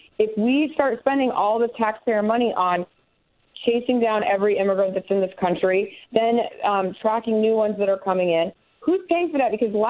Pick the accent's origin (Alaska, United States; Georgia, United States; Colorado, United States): Colorado, United States; Denver; I'm from Denver.